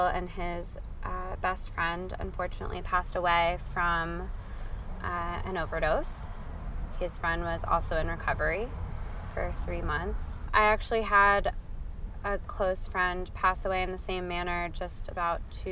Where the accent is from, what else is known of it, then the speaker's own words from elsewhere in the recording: New Jersey, United States; also born or lived in Georgia, United States; now in Oakland, United States; grew up on the East Coast of the States in New Jersey, and I kind of moved all over the place